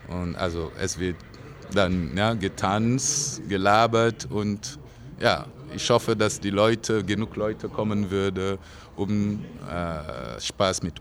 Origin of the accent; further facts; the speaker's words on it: Burkina Faso; Nee, also meine Heimat wird immer Burkina sein. Immer.